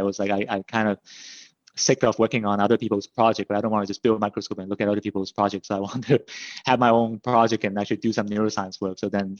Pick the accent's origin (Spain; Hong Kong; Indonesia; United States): Hong Kong; moved away; also born or lived in Canada; I grew up in Hong Kong and then my family immigrated to Canada. So I did my undergraduate studies in Canada in Simon Fraser University.